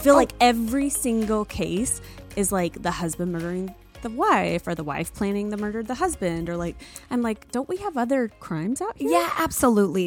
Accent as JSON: {"language": "English", "region": "the South", "country": "United States", "tie": "born or raised there", "said": "I grew up in the South"}